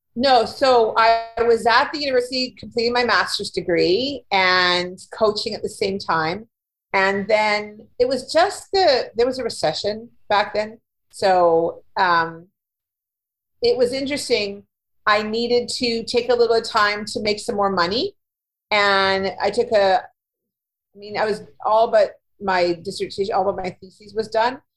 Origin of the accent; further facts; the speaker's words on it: Winnipeg, Manitoba, Canada; moved away as an adult; also born or lived in Ontario; I was born in Manitoba, in Winnipeg, and I lived here for the first part of my life